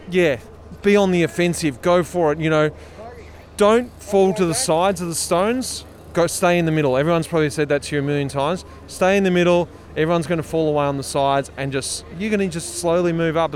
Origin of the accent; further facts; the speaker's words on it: Liverpool, North West England, United Kingdom; I'm from Liverpool in the UK.